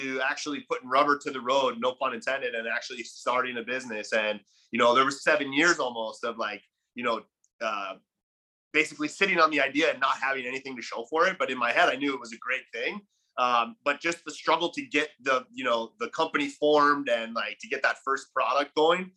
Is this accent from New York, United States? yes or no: yes; Buffalo, New York, United States; moved away as an adult; now in Puerto Rico; I grew up in Buffalo